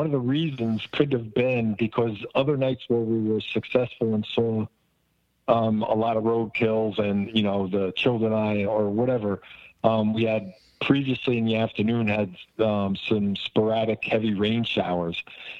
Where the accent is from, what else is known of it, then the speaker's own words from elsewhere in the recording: New Jersey, United States; Now, I come from Jersey